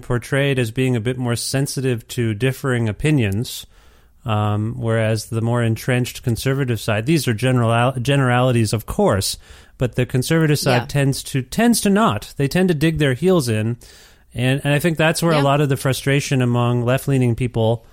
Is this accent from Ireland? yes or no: no; Canada; also born or lived in Ontario; now in Edmonton, Canada; As a Canadian